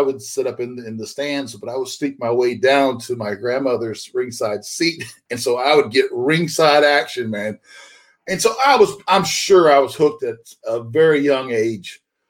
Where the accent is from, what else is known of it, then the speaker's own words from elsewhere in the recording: Florida, United States; I'm from Florida, and so Florida Championship Wrestling, they would come through my hometown occasionally.